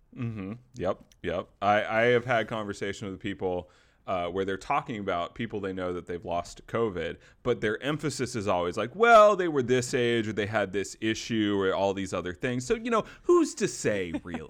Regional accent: the South, United States; kid growing up in the South

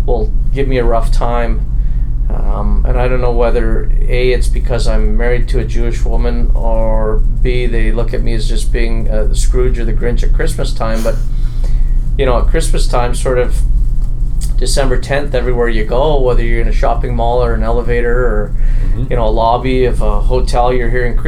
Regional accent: Edmonton, Alberta, Canada; I'm from Edmonton, Alberta

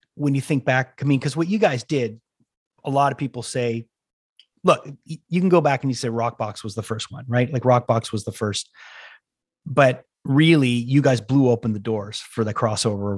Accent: Canada; I'm from Canada

